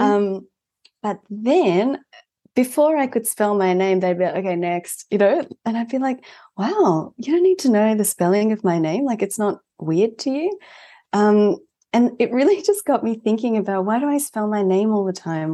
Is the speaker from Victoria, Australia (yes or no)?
yes; Melbourne, Victoria, Australia; also born or lived in Japan; at the age of four, I moved here. So I'm first gen, but, um, I definitely spent the, the majority of my life here. And, um, I grew up here.